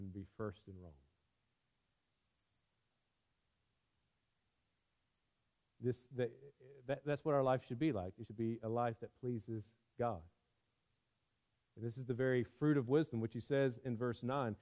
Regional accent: United States; we as American Christians

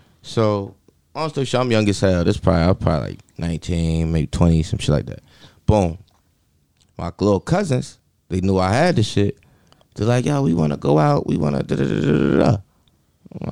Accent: Newark, New Jersey, United States; I'm from Bergen and Renner.

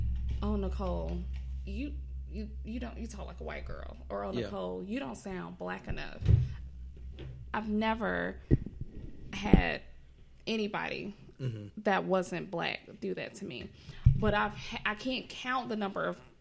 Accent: Atlanta, Georgia, United States; I grew up in Atlanta, Georgia. On the south side of Atlanta, Georgia.

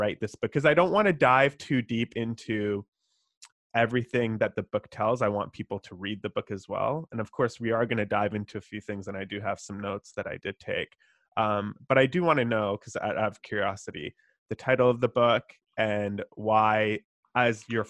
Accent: Vancouver, British Columbia, Canada; My family immigrated here when I was 2 years old, so slightly different experience than you, but I grew up here my whole life.

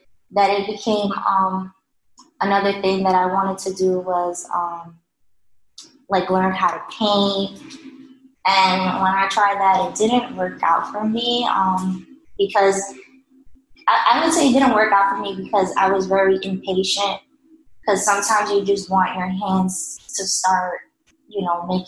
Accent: New York City, New York, United States; also born or lived in Washington Heights, Manhattan; my mother decided to move to Staten Island

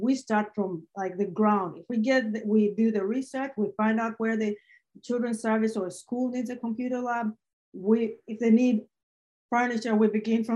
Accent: Uganda; now in Nashville, United States; I was born myself in Uganda

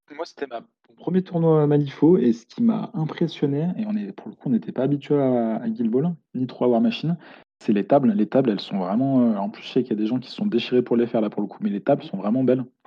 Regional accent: Lyon, Auvergne-Rhône-Alpes, France; moi je suis de Lyon

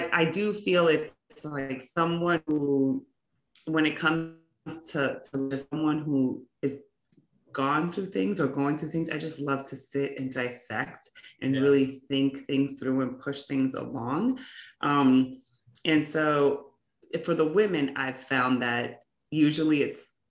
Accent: New York City, New York, United States; growing up in New York City, right? So I grew up in Brooklyn and Queens

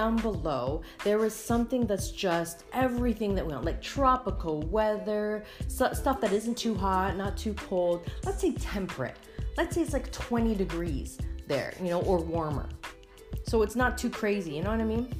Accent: Canada; I am Canadian

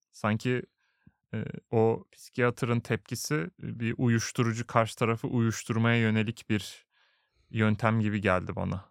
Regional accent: Turkey; moved away as an adult; now in Sweden

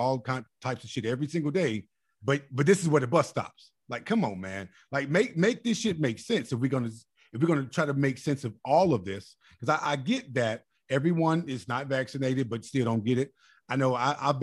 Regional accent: Chicago, Illinois, United States; also born or lived in Mississippi; I'm from Chicago, too. So I know growing up

